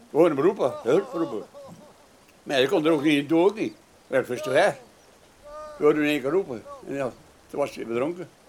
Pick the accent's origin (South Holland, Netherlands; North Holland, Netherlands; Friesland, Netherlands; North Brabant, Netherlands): Friesland, Netherlands; also born or lived in Drenthe; En ik kwam uit Friesland en Drenthe vandaan.